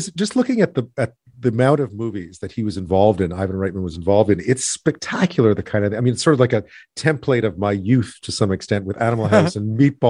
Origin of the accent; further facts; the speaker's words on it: Canada; because as a Canadian, I think we were exposed to sort of, oh, look, there are Canadian stars in these movies.